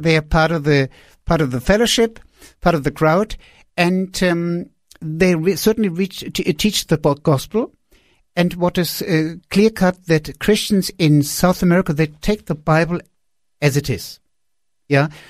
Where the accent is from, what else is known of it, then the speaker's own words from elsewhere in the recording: Wiesbaden, Hesse, Germany; moved away; also born or lived in Peru; I was sitting in a sma-, in a small apartment in Rees Baden, that's my hometown, close to Frankfurt